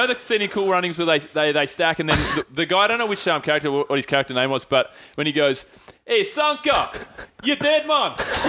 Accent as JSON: {"language": "English", "town": "Melbourne", "region": "Victoria", "country": "Australia", "said": "I said, I'm from Melbourne, actually."}